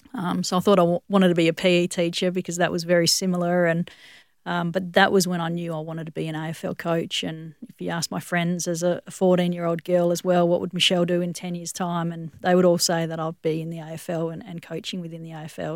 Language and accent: English; Western Australia, Australia; also born or lived in Johannesburg, South Africa / Durban, South Africa; this is an incredible country to grow up